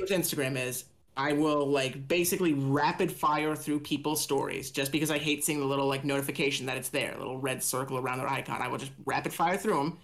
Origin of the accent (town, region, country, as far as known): Indiana, United States